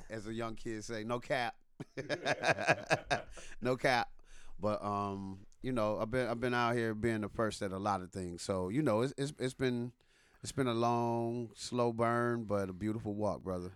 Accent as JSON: {"language": "English", "town": "Detroit", "region": "Michigan", "country": "United States", "moved": "yes", "lives_now": "Atlanta, United States", "said": "I'm from Detroit"}